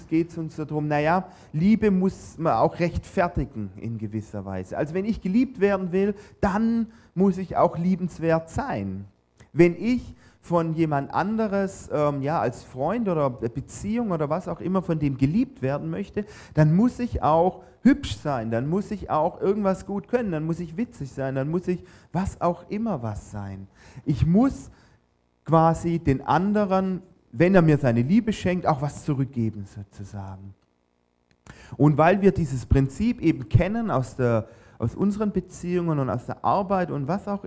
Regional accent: Baden-Württemberg, Germany; natürlich hat man als Schwabe auch den Anspruch, wenn man schon zum All You Can Eat geht und zahlt, ja, dann muss es sich auch lohnen.

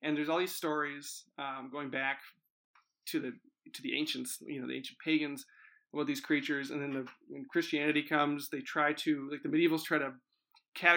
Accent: United States; I'm an American

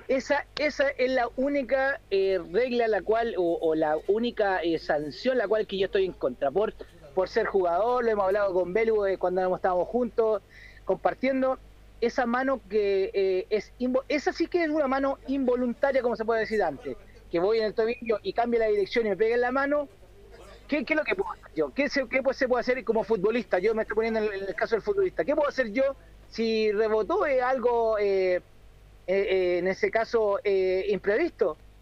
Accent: Chile; soy chileno

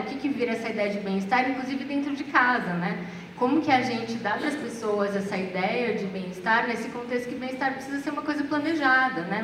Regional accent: Brazil; A gente, como brasileiro

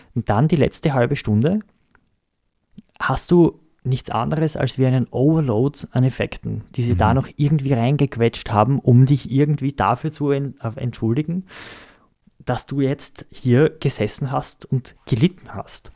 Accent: Austria; wir uns als Österreicher

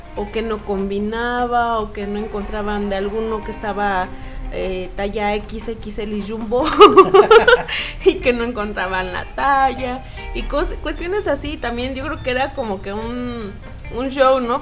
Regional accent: Mexico; como buenos mexicanos

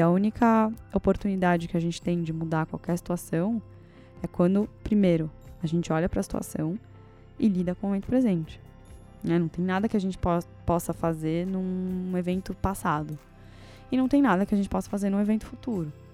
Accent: Brazil; eu nasci no Brasil e não nasci no Afeganistão

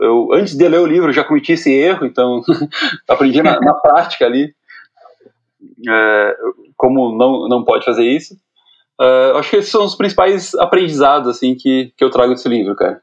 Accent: Guarapuava, Paraná, Brazil; eu sou do interior do Paraná, né, sou de, de Guarapuava

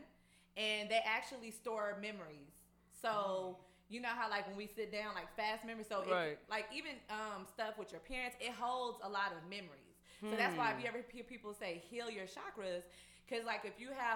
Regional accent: Fort Worth, Texas, United States; I'm from Fort Worth

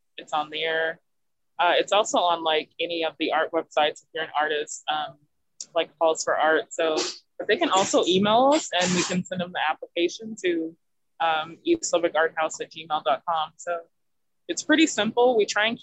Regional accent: La Grange, Texas, United States; moved away as an adult; now in Lubbock, United States; I'm originally from LaGrange, Texas.

